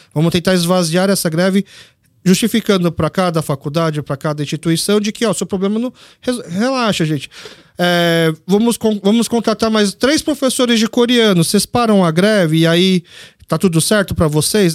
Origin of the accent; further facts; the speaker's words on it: Brazil; eu como nasci aqui no Brasil como brasileiro, mas filho de coreano